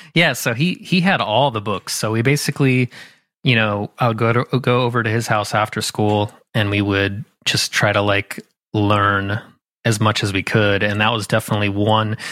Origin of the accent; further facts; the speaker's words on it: Southern California, United States; now in Philadelphia, United States; I grew up in Southern California, um, like an hour south of L